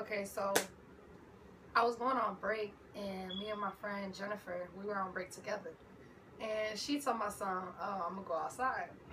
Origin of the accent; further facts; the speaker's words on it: Passaic, New Jersey, United States; moved away as an adult; also born or lived in Clifton, New Jersey; now in Atlanta, United States; I'm originally from Passaic, New Jersey